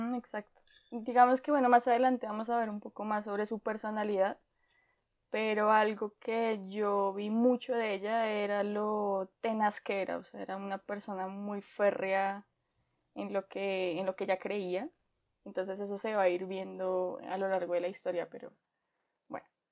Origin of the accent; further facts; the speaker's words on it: Colombia; como colombianos